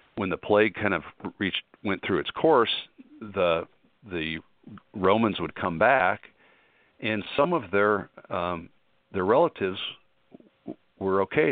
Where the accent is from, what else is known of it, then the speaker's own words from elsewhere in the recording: Colorado, United States; moved away; I'm from Colorado originally